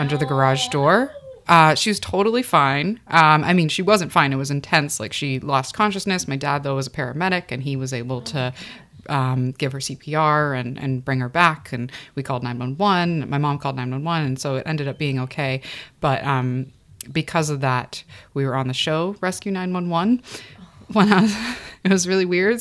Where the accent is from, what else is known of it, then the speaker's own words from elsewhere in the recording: Calabasas, California, United States; I uh, was born in California, Southern California. Uh, the first part of my life, I was raised in Calabasas, California